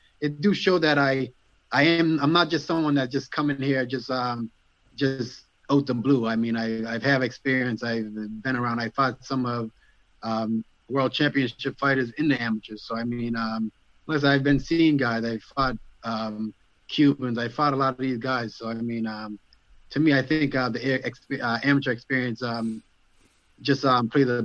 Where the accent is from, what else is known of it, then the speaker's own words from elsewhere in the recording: Nova Scotia, Canada; I'm from Nova Scotia